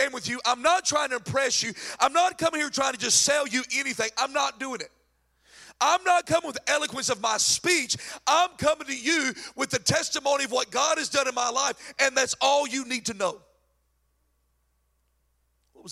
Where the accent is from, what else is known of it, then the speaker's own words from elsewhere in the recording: North Carolina, United States; accent: crazy country accent; I'm from North Carolina with a crazy country accent